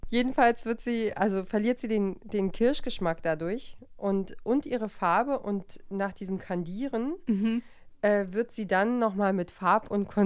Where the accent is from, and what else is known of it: East Germany, Germany